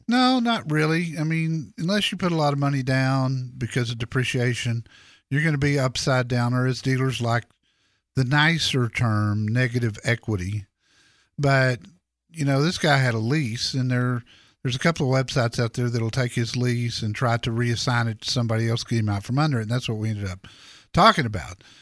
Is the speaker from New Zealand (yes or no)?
no; Dallas, Texas, United States; I grew up in Dallas